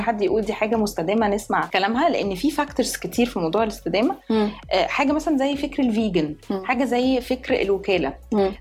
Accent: Egypt; احنا كمصريين

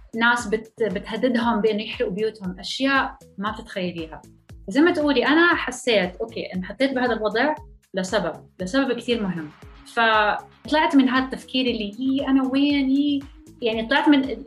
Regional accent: Jordan; moved away as an adult; also born or lived in France; now in Texas, United States; انا اصلي اردنيه فلسطينيه ولدانة بفرنسا بس عشت معظم حياتي معظم طفولتي بالأردن

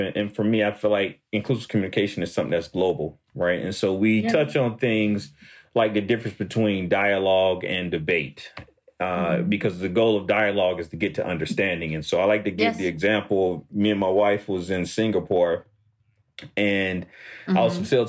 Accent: United States; here in America we can't just be American. You know, born here

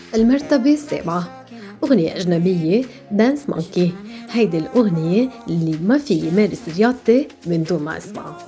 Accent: Lebanon; كلبنانيين بوطننا لبنان

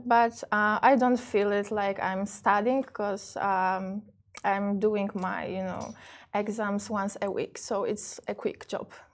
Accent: Poland; moved away as an adult; also born or lived in New York, United States / Miami, United States; My mother mm-hmm. is Polish. That's why I spent most of my life in Poland because I stayed with my mom

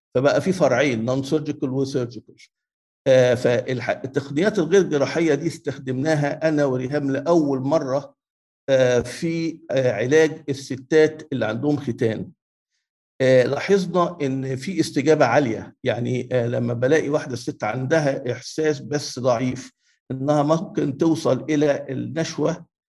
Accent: Egypt; الكونسرفاتيف upbringing عندنا في مصر

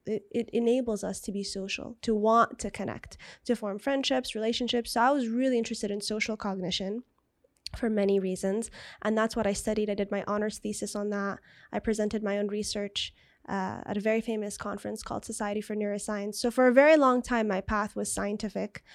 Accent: Jeddah, Makkah Province, Saudi Arabia; also born or lived in San Diego, United States; now in Riyadh, Saudi Arabia; We're from Jeddah. Beautiful, beautiful city on the Red Sea

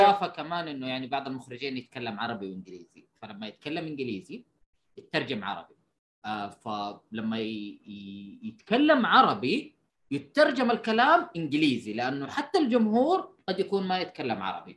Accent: Saudi Arabia; أنت كسعودي

